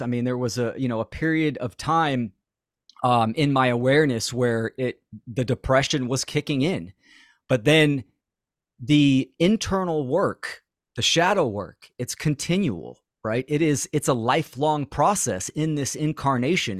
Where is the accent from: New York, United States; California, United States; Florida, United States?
California, United States; Bay Area; I'm from, born and raised in the Bay Area